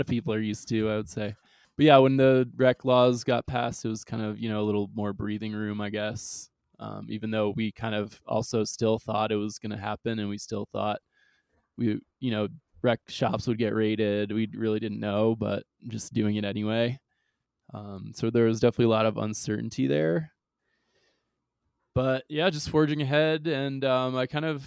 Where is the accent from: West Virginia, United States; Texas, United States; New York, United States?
New York, United States; Long Island; also born or lived in St. Thomas, U.S. Virgin Islands; I like basically moved to upstate New York, but rather like Long Island